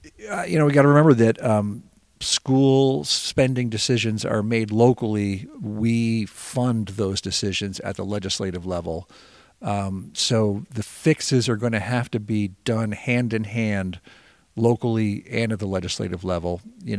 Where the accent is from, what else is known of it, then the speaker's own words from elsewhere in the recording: Montpelier, Vermont, United States; I grew up in Montpelier. I lived a mile from our school